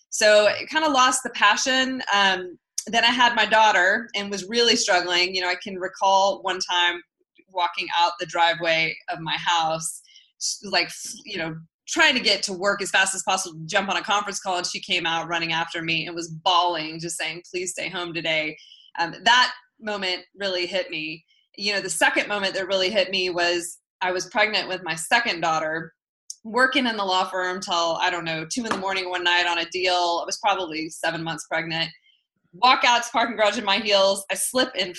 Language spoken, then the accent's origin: English; Lubbock, Texas, United States; moved away as an adult; also born or lived in Los Angeles, California; I grew up in the Panhandle in Texas in a city called Lubbock